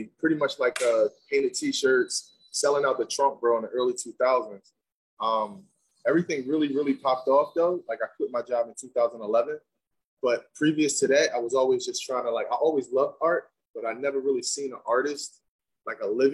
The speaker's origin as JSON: {"language": "English", "town": "Philadelphia", "region": "Pennsylvania", "country": "United States", "said": "I'm from Philadelphia as well"}